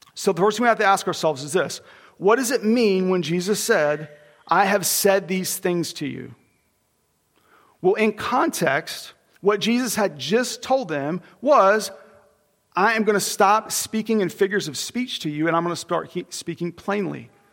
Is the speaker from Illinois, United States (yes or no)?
no; Oklahoma, United States; I was born in Oklahoma